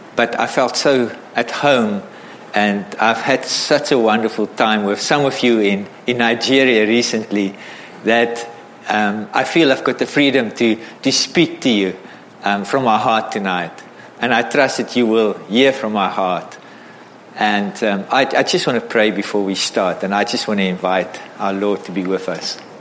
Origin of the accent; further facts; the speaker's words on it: South Africa; I grew up in South Africa as a white South African